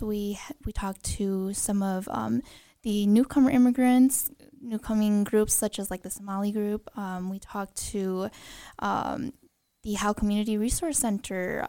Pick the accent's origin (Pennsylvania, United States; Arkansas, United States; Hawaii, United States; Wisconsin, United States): Wisconsin, United States; Green Bay; also born or lived in Madison; I was born and raised in Green Bay